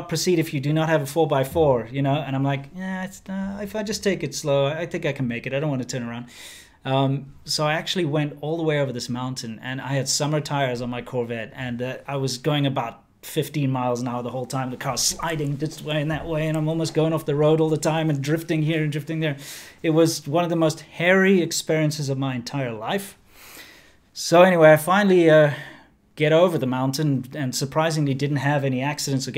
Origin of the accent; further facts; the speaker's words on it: Johannesburg, Gauteng, South Africa; now in China; I'm from Johannesburg, South Africa.